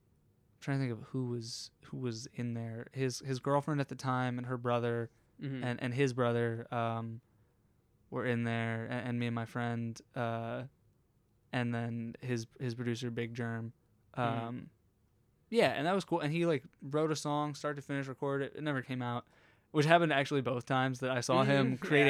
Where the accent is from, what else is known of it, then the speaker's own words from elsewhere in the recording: Harrisburg, Pennsylvania, United States; also born or lived in North Carolina; I'm from Harrisburg.